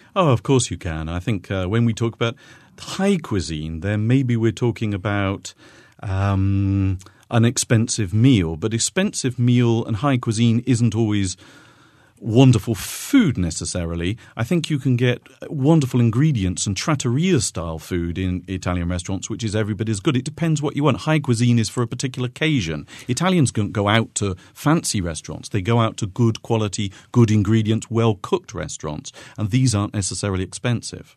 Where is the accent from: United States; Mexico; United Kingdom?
United Kingdom; now in Lucca, Italy; I grew up in Great Britain